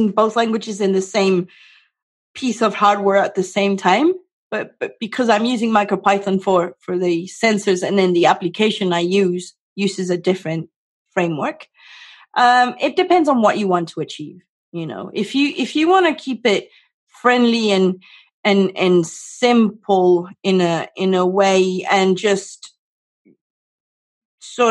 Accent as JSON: {"language": "English", "country": "Venezuela", "also_born_or_lived": "South America", "moved": "yes", "lives_now": "United States", "said": "I'm originally from Venezuela. I lived in various countries in South America"}